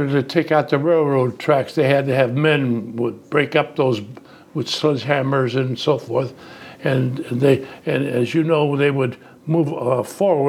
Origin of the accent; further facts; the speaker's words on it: Youngstown, Ohio, United States; first language Italian; English is a second language; And so I grew up in that type of an environment